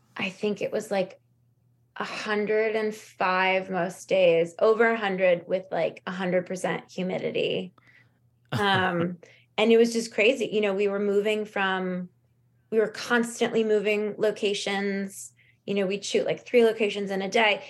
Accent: Los Angeles, California, United States; there was a lot available to us growing up in Los Angeles

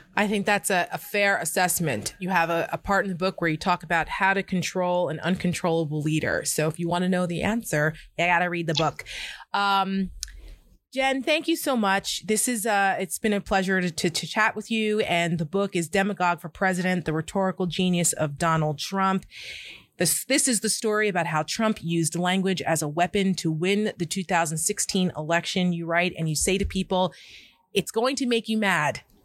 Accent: New Jersey, United States; I come from New Jersey

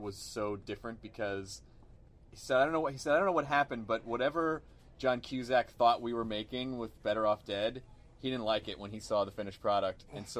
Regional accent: Tennessee, United States; I'm from Tennessee.

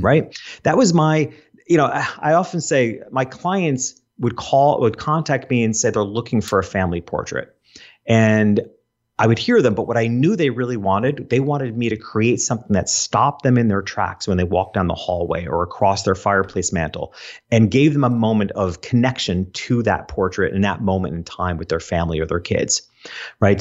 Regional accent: Hopewell Junction, New York, United States; I grew up in a town called Hopewell Junction

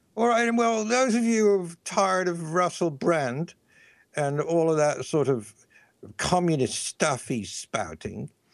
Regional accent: England, United Kingdom; I'm from England

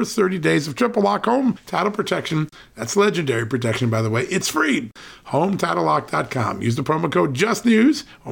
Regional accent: Connecticut, United States; now in Virginia, United States; In the state I grew up in, Connecticut

